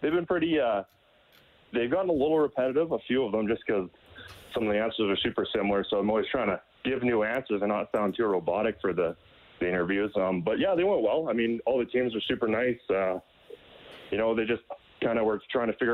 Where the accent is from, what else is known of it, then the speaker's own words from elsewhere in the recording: Penhold, Alberta, Canada; I'm from Pinoca, Alberta. That's where I grew up.